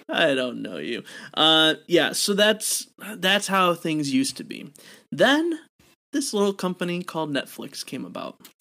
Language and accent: English; Wisconsin, United States; my home state of good old Wisconsin.